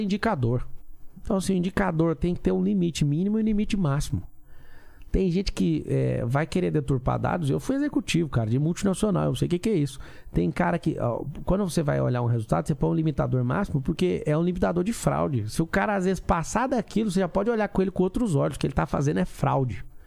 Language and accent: Portuguese; Goiás, Brazil; Eu sou sertanejo lá de Goiás